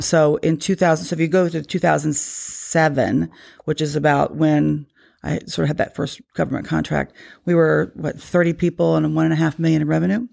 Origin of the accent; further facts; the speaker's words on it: Loudoun County, Virginia, United States; I grew up probably, what, um, two, three miles from here